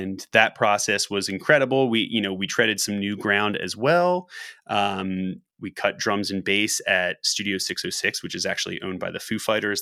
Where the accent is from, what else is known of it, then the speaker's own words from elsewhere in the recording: Philadelphia, Pennsylvania, United States; the city that we've all lived in, that we've grown up